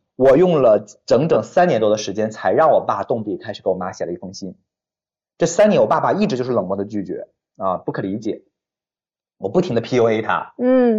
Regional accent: Weihai, Shandong, China; moved away; 我给我爸妈在我们山东威海的买了那个两层那种小楼，我住二楼

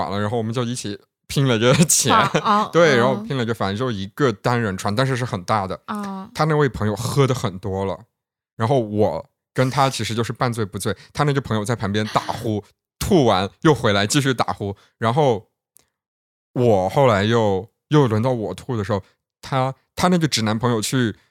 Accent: Yunnan, China; 我们云南那边

